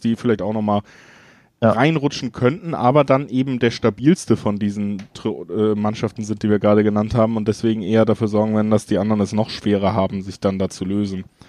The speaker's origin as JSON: {"language": "German", "town": "Cologne", "region": "North Rhine-Westphalia", "country": "Germany", "said": "ich komme ja selber aus Köln"}